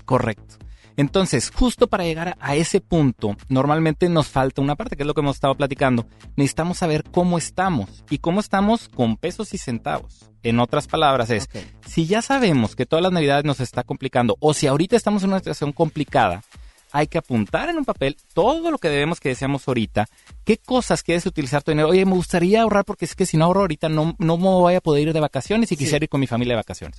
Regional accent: Mexico; aquí como mexicanos

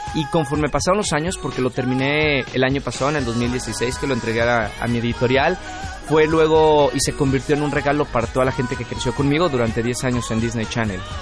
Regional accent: Mexico; also born or lived in Monterrey; regresé a México y, decidí quedarme ya otra vez de regreso en mi país

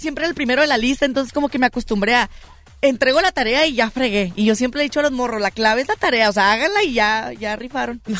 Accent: Tijuana, Baja California, Mexico; soy de Tijuana, Baja California

